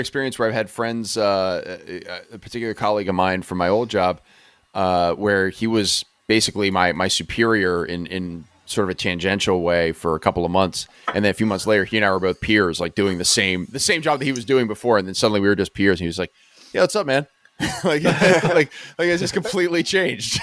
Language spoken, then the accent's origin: English; Exton, Pennsylvania, United States; also born or lived in Pittsburgh; Exton was a lot the same way